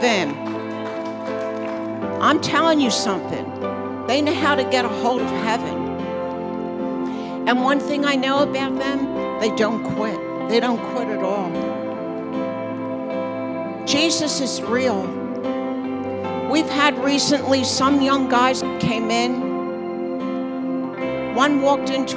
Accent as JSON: {"language": "English", "area": "Bucks County", "region": "Pennsylvania", "country": "United States", "tie": "born or raised there", "moved": "as an adult", "lives_now": "New Jersey, United States", "said": "We grew up in Bucks County, Pennsylvania. We grew up there where it was very peaceful"}